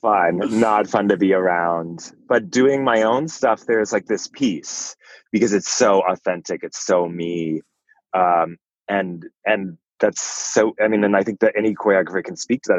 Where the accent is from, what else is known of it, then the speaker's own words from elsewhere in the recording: Fort Worth, Texas, United States; I grew up in Fort Worth, Texas